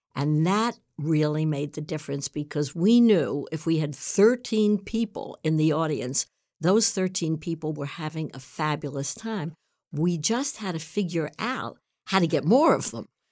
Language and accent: English; New York City, New York, United States; I grew up in New York City.